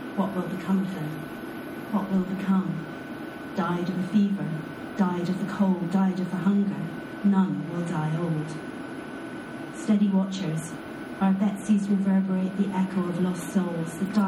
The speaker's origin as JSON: {"language": "English", "region": "Scotland", "country": "United Kingdom", "said": "I'm Scottish"}